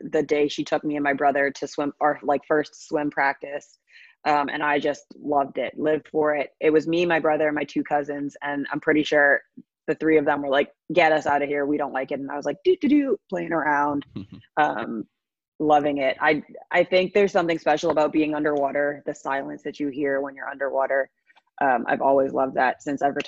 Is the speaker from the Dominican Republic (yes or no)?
no; Bahamas; growing up in the Bahamas